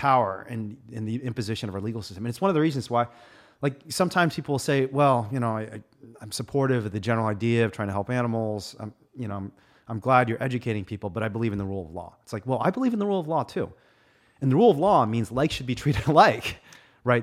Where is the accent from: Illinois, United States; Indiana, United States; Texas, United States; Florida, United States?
Indiana, United States; I was a Republican growing up in Indiana